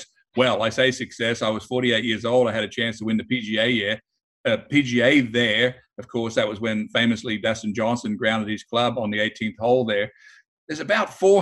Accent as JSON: {"language": "English", "country": "Australia", "said": "being Australian"}